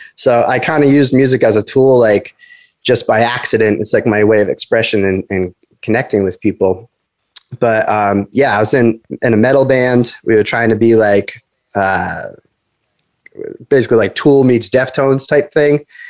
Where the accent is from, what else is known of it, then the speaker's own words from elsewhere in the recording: Rhode Island, United States; moved away as an adult; also born or lived in Boston / Los Angeles / San Francisco; I'm from Rhode Island, but I was living in, in Boston